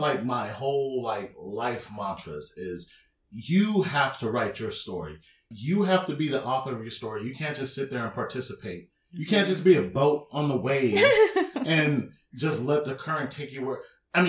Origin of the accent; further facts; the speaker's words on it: San Diego, California, United States; I grew up in City Heights, right?